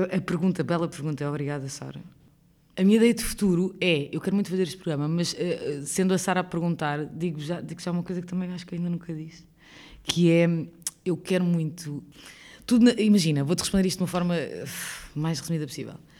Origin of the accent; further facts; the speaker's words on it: Lisbon, Portugal; nasci em Lisboa a minha vida toda, vivi em Lisboa a minha vida inteira